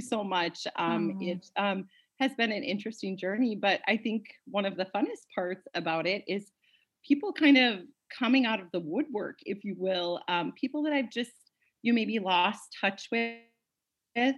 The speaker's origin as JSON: {"language": "English", "town": "Bismarck", "region": "North Dakota", "country": "United States", "also_born_or_lived": "Fargo, North Dakota", "moved": "as an adult", "said": "I'm originally from the Bismarck, North Dakota area"}